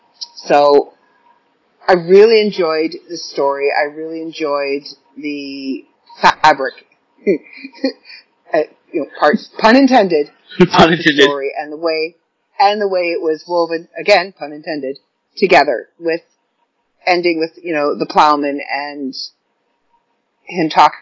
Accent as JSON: {"language": "English", "country": "Ireland", "said": "I'm Irish, so I follow a lot of the old folklore, and I know a lot of the old folklore"}